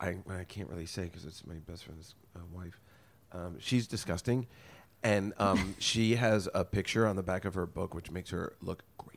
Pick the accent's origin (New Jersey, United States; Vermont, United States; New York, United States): New Jersey, United States; I was born in Jersey and I pretty much have lived in a 30-mile radius of where I grew up my entire life.